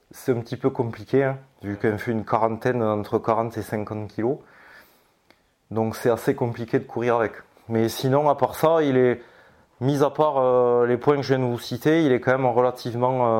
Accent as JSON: {"language": "French", "country": "France", "said": "bon ben on est français avant tout, donc dans la communauté des, mineurs français"}